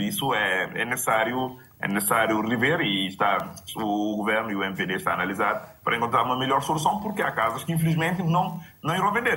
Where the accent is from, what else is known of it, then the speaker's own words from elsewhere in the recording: Picos, Cape Verde; Picos também, que é a zona onde eu nasci